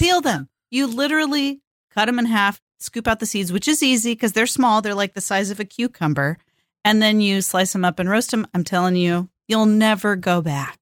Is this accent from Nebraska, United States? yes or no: no; California, United States; now in Portland, United States; born and raised in California and lives in the Pacific Northwest